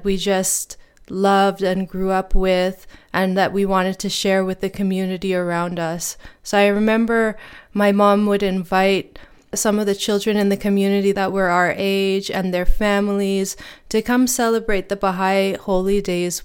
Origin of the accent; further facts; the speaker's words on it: Edmonton, Alberta, Canada; also born or lived in Toronto, Ontario / Lennoxville, Quebec; I grew up in Toronto, Ontario. That's where I was born. And then my family moved to Lennoxville, Quebec. And then we moved again when I was in grade 3 to Edmonton, Alberta.